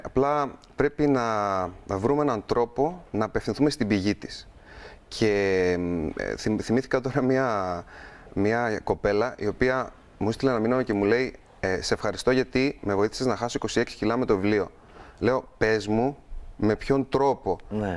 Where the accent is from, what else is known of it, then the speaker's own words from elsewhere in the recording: Crete, Greece; είμαι από την Κρήτη